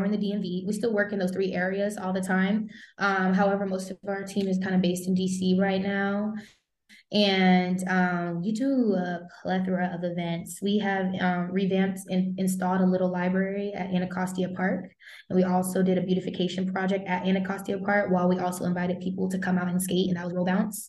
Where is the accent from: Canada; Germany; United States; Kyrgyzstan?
Germany; because me growing up in Germany, I read a lot about Audre Lorde